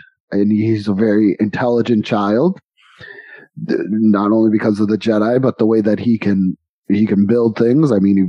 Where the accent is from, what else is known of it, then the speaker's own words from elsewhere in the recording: New York, United States; now in Texas, United States; We're from New York, from a city, many houses, many buildings, right by Buffalo, so many tall buildings. And then we come to Texas on the outside of a city where it's houses, then ranches.